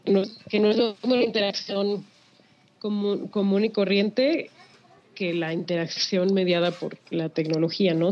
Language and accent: Spanish; Sinaloa, Mexico; es muy de mi tierra sinaloense